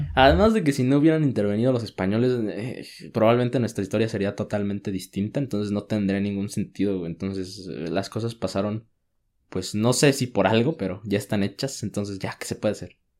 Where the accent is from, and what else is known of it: Mexico